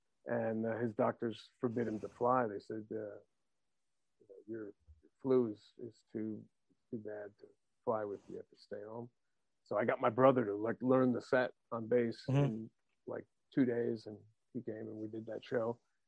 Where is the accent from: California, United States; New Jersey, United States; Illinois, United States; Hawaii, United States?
New Jersey, United States; my town where I was growing up in New Jersey.